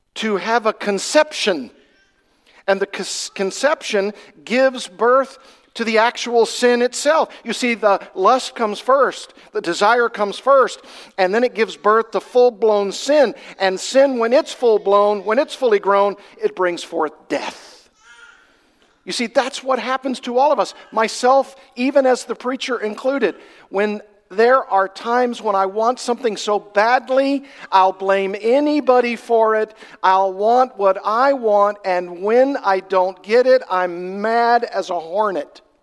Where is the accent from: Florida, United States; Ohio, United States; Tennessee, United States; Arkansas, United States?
Arkansas, United States; I come from Arkansas, that's my home state. And I did a lot of fishing when I was growing up.